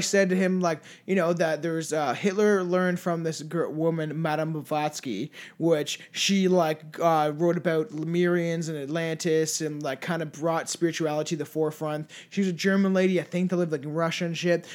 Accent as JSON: {"language": "English", "country": "Canada", "said": "we're French Canadian"}